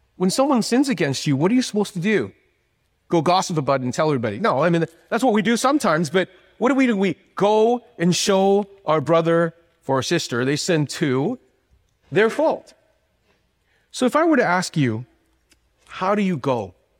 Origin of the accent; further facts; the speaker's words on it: Canada; moved away; I am actually from Canada